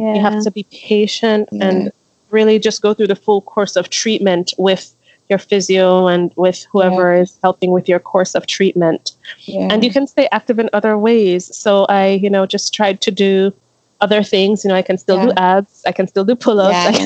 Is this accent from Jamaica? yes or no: yes; Jamaica; moved away as an adult; also born or lived in Philadelphia region, Pennsylvania, United States; now in Michigan, United States; I moved from Jamaica to Pennsylvania, to the Philly region, for school, for university